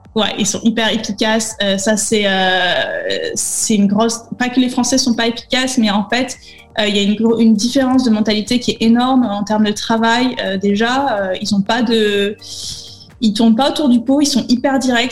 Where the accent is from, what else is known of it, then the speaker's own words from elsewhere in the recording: Nice, Provence-Alpes-Côte d'Azur, France; moved away as an adult; also born or lived in Paris; now in Amsterdam, Netherlands; je viens de Nice, dans le sud, là où il fait chaud